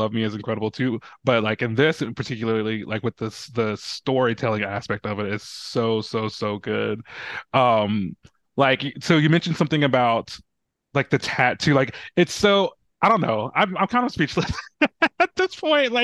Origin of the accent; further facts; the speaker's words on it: the South, United States; as a Southerner